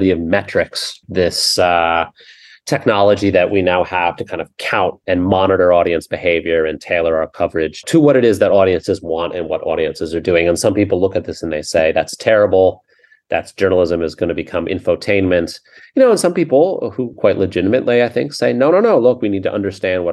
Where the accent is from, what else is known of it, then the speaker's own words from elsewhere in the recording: United States; as American